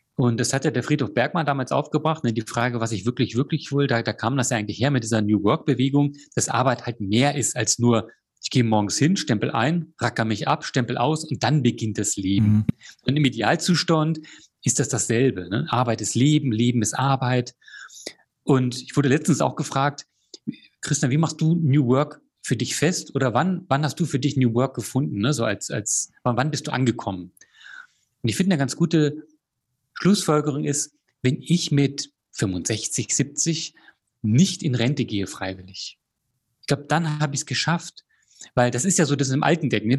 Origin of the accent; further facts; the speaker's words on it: Germany; moved away as an adult; also born or lived in Chile / Australia; zurück in meine Heimat zu kommen